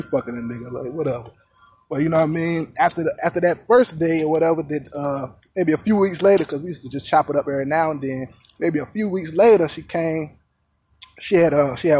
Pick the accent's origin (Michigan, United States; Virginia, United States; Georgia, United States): Virginia, United States; I was in Virginia, my hometown, Virginia